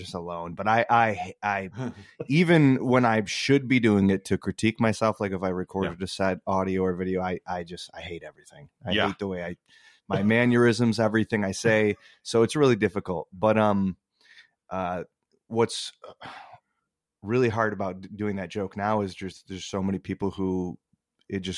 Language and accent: English; Muskegon, Michigan, United States; now in Grand Rapids, United States; I moved from the Muskegon area where I went to high school back to Grand Rapids